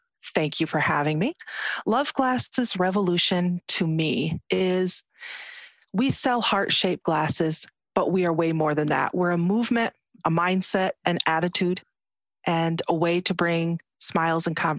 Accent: United States; You can see how I'm dressed. I'm an American Muslim. I wear a headscarf.

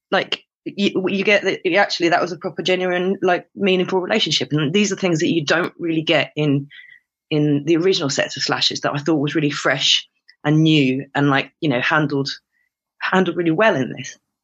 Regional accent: United Kingdom; my ill-educated British ear

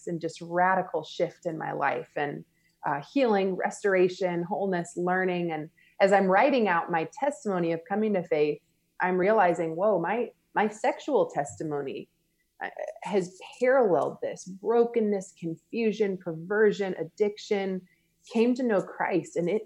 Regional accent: Marietta, Georgia, United States; moved away; also born or lived in Louisiana; I grew up just right outside of Atlanta, Georgia, in an area called Marietta

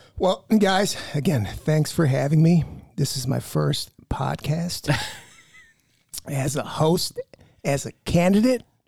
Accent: Chicago, Illinois, United States; I grew up in Chicago on the north side, over by there in Andersonville

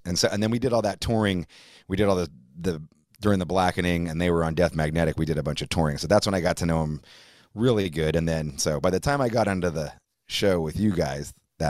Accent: Bay Area, California, United States; we're both from the Bay Area

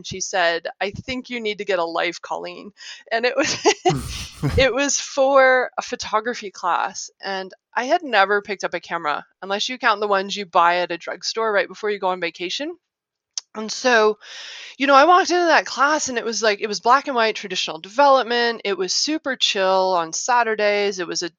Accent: Ohio, United States; also born or lived in Arkansas / Illinois; So I grew up in Ohio, Arkansas, Illinois.

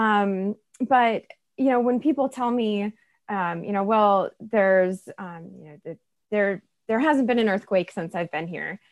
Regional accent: Washington, United States; I grew up in Washington State.

